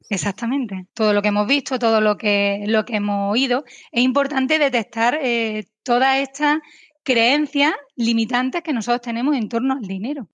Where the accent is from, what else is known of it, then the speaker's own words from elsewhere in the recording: Spain; aquí en mi país, en España